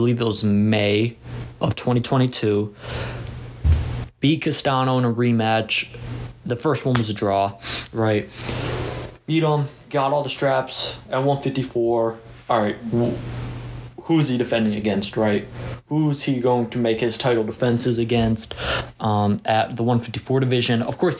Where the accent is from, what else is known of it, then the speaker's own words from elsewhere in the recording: Arlington, Texas, United States; a week after Tank versus Ryan in my hometown of Arlington, Texas.